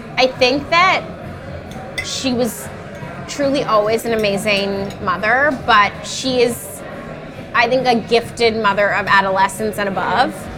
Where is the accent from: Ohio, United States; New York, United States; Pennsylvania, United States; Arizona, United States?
New York, United States; New York City; I'm a New Yorker to my core. Like, I'll never leave.